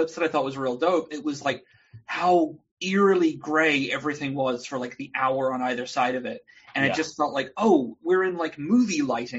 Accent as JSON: {"language": "English", "country": "New Zealand", "said": "I'm from New Zealand originally."}